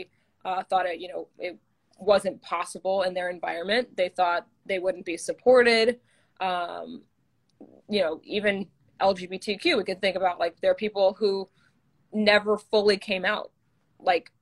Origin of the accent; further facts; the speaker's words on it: Manhattan Beach, California, United States; I'm from Manhattan Beach, California